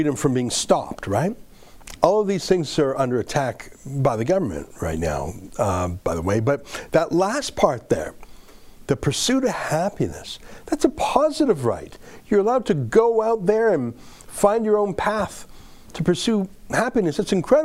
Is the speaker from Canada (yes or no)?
yes; Canada; I'm a Canadian